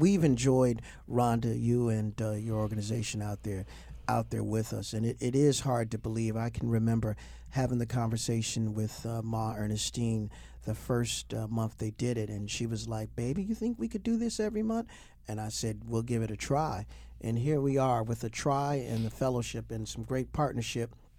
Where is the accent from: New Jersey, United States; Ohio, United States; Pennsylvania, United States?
Ohio, United States; Toledo; now in Baltimore, United States; my hometown of Toledo, Ohio.